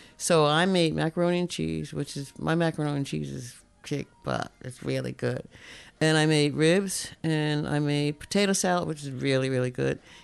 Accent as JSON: {"language": "English", "region": "North New Jersey", "country": "United States", "tie": "born or raised there", "moved": "yes", "lives_now": "Alaska, United States", "said": "I was born and raised in New Jersey"}